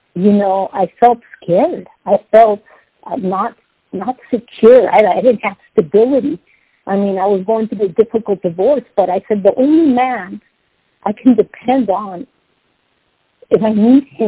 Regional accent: San Diego, California, United States; also born or lived in Los Angeles; I was born in Los Angeles, raised in San Diego

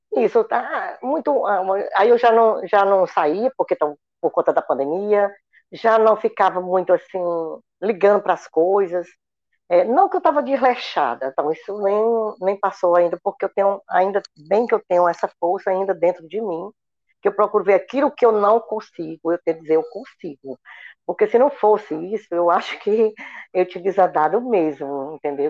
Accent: Aguaretama, Ceará, Brazil; moved away as an adult; now in Fortaleza, Brazil; eu sou do interior do estado do Ceará, de Aguaretama. Hoje moro em Fortaleza há 40 anos

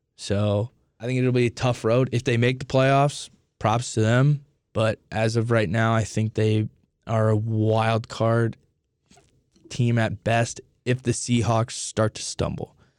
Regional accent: Indianapolis, Indiana, United States; I grew up in Indianapolis

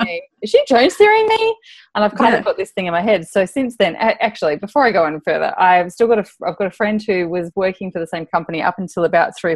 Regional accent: Darwin, Northern Territory, Australia; moved away as an adult; also born or lived in Adelaide; when I moved from Darwin, where I had finished my high schooling, I went down to Adelaide

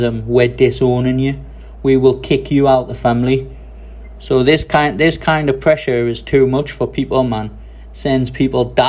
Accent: England, United Kingdom; now in Taiwan; People say, where are you from? I say, England

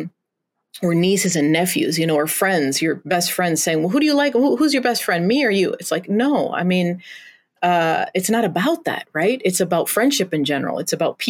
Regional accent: Los Altos de Jalisco, Mexico; also born or lived in Portland, Oregon, United States / Iowa, United States; now in St. Peter, United States; I'm American, but I grew up in Mexico

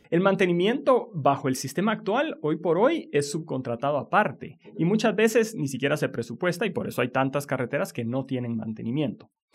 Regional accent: Guatemala; nuestro país

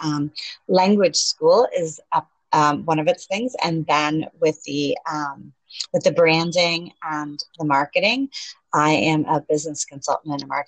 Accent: Atlanta, Georgia, United States; now in Panama City, Panama; I am from Atlanta, Georgia, living in Panama City, Panama

